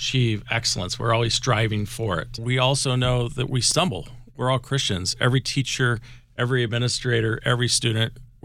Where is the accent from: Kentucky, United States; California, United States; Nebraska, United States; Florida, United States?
Nebraska, United States; moved away; also born or lived in Maryland; growing up in Nebraska